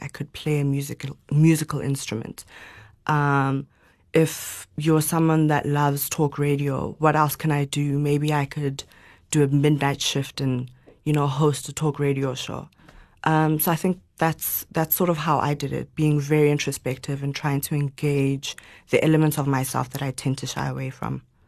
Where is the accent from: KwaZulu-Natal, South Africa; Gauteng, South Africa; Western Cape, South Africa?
Gauteng, South Africa; Johannesburg; also born or lived in Zimbabwe; came back when I was about three or four, and we've lived in Joburg my whole life.